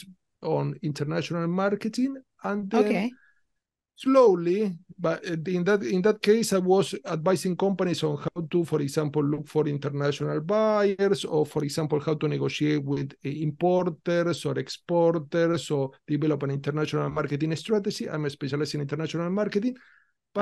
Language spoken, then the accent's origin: English; Rosario, Santa Fe, Argentina; accent: mix of Spanish, Italian, Portuguese; English is a second language; moved away as an adult; now in London, United Kingdom; I'm Italian-Argentinian, so I was born in Argentina, in the city of Rosario